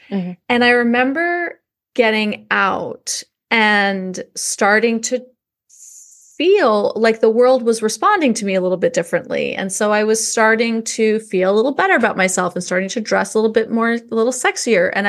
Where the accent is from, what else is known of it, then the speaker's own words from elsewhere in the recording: New York, United States; I remember because oh, I grew up in New York, and there we had these big trunks, and we would put them in the back of the closet